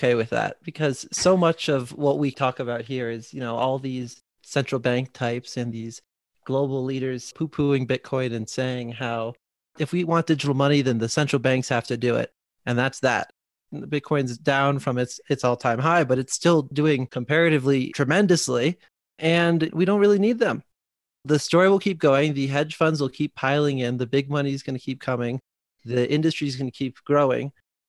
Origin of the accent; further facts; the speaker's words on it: United States; from the US.